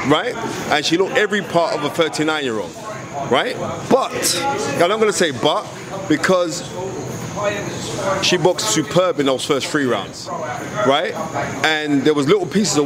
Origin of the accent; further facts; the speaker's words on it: United Kingdom; we are British